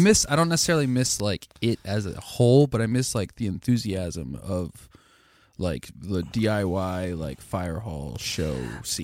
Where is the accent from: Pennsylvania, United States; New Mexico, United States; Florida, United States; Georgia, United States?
Pennsylvania, United States; Lancaster; growing up in Lancaster